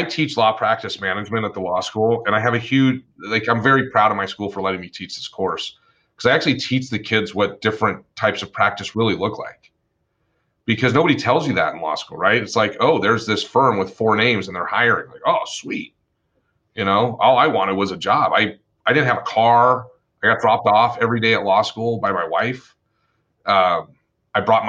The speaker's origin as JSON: {"language": "English", "town": "Las Vegas", "region": "Nevada", "country": "United States", "tie": "born or raised there", "also_born_or_lived": "Twin Falls, Idaho / Boise, Idaho", "said": "Originally, I am from Twin Falls, Idaho, then moved to Boise. And then in 1986, my family moved to Las Vegas"}